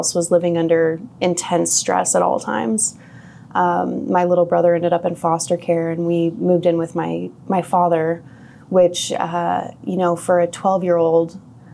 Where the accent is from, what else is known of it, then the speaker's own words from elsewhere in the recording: Independence, Missouri, United States; I was born in Independence, Missouri